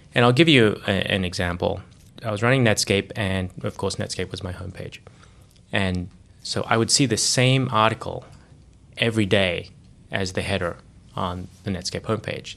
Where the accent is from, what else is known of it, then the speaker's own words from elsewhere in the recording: Australia; moved away as an adult; also born or lived in Sydney / Johannesburg; I grew up in Australia